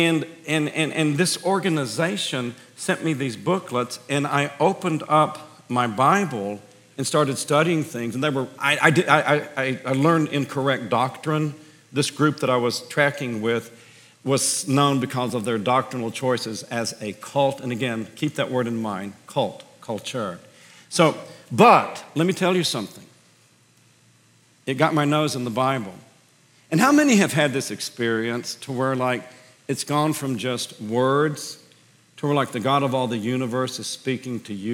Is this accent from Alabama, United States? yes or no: yes; Birmingham, Alabama, United States; I was born as a Greek Christian in deep southern fried Birmingham, Alabama